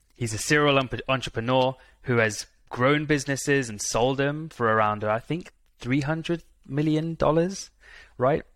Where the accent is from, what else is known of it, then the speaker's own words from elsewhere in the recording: India; I'm Indian myself